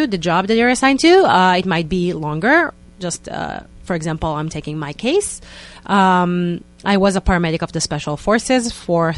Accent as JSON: {"language": "English", "country": "Israel", "tie": "born or raised there", "accent": "Israeli", "second_language": "English", "moved": "as an adult", "lives_now": "New York, United States", "said": "I moved 5 years ago from Israel, so please excuse me for my Israeli accent"}